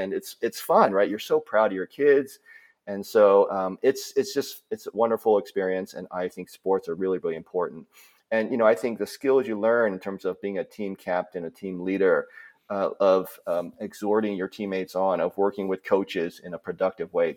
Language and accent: English; East Coast, United States; also born or lived in Minnesota; So, I was born in Minnesota, but only lived there for a, a year and then moved to the East Coast, uh, moved to, um, Delaware, Maryland, Pennsylvania area